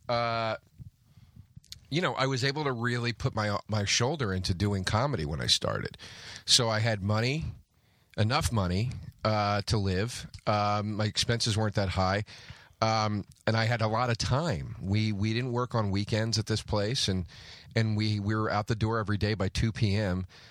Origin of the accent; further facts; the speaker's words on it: New Jersey, United States; I grew up basically in Jersey